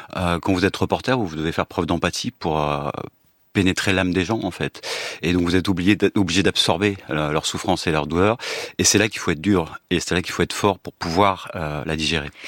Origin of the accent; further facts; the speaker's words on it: France; en tant que français d'origine russe